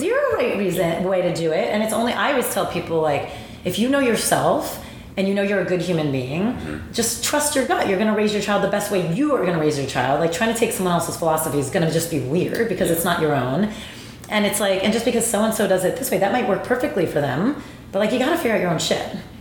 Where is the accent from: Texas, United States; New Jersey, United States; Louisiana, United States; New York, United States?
New Jersey, United States; I'm from Jersey